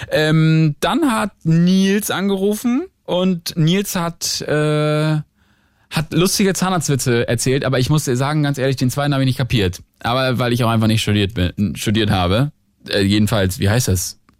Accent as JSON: {"language": "German", "region": "Northern Germany", "country": "Germany", "moved": "yes", "lives_now": "Berlin, Germany"}